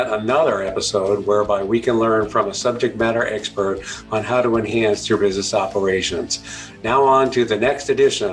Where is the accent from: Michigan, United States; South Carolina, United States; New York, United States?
New York, United States; now in Chicago, United States; I was born and raised in New York